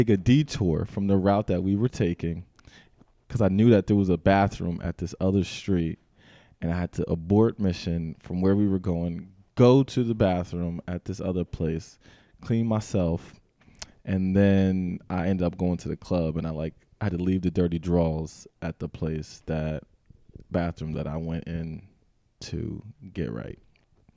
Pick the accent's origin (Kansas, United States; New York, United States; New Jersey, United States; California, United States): New Jersey, United States; I'm from South Jersey